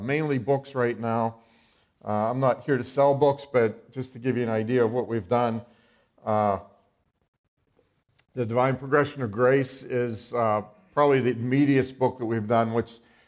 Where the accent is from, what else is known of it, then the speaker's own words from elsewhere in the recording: Western Pennsylvania, United States; I am from Western Pennsylvania. I've been there all my life.